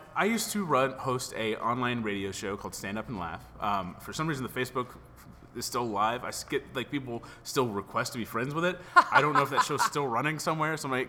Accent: Texas, United States; I was young kid from Christian Texas

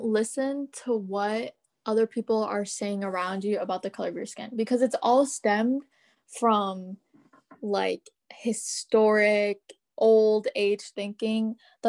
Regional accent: United States; all the South Asians I know, like, growing up in America and, like, being the new generation

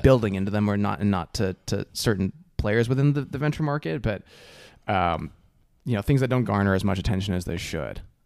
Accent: New Jersey, United States; moved away as an adult; also born or lived in Dartmouth, New Hampshire / San Francisco Bay Area; I grew up in Jersey.

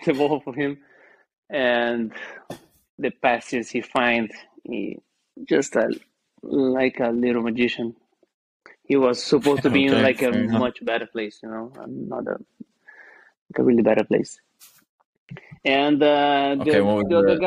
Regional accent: Rio Grande do Sul, Brazil; English is a second language; moved away as an adult; now in Iceland; I'm from South Brasil, Rio Grande do Sul, big river

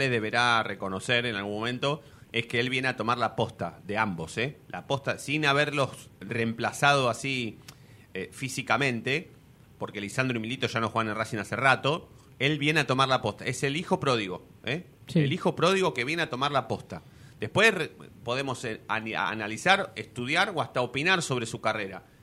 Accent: Argentina; nosotros, somos argentinos muy, muy, muy argentinos de pensar rápidamente en de qué manera podemos arreglar.

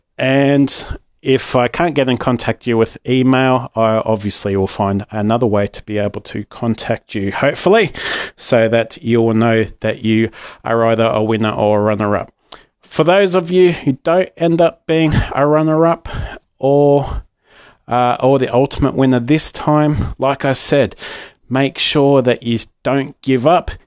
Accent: Australia

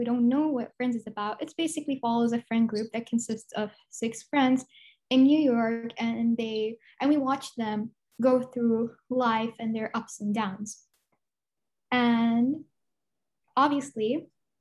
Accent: Dubai, United Arab Emirates; I'm from Dubai

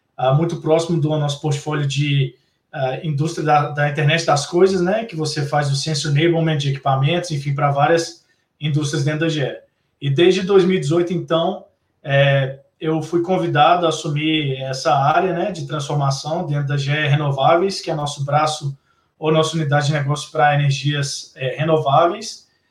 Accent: Belo Horizonte, Minas Gerais, Brazil; eu sou de BH também

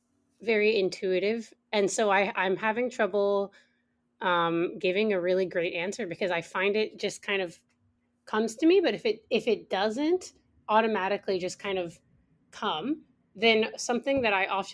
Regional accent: United States; moved away as an adult; now in Canada; I am monolingual. I am an Anglophone, and I really want to work on that. I took French. You know, I grew up in the States, so French wasn't as much of a, a thing. And I moved to Canada when I was 25.

